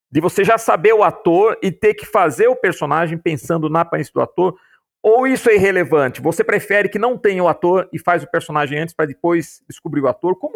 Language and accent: Portuguese; Piracicaba, São Paulo, Brazil; born there; Olha só, aqui a, a, a, Piracicaba é a terra de onde eu vim, né?